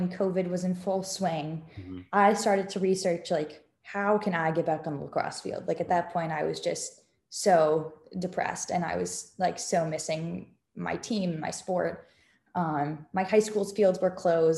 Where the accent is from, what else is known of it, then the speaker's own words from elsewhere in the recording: Houston, Texas, United States; I'm from Houston